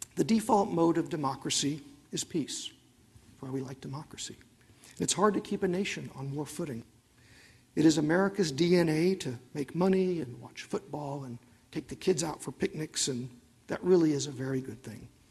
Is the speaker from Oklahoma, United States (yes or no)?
yes; Oklahoma, United States; I'm from Oklahoma